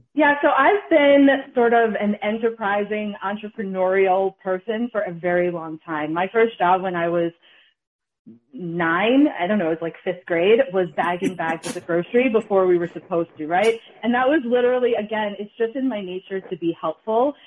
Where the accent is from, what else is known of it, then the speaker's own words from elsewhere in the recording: New York City, New York, United States; also born or lived in Connecticut / Massachusetts / Ghana; now in New Haven, United States; I'm from the Bronx